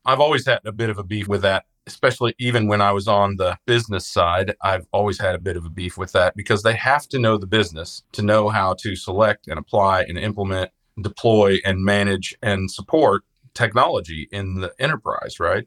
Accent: Midwest, United States; I'm from the Midwest

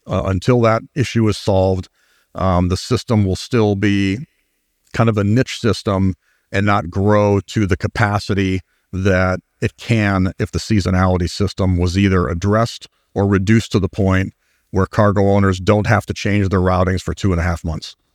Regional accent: Cleveland, Ohio, United States; that's a Clevelander talking.

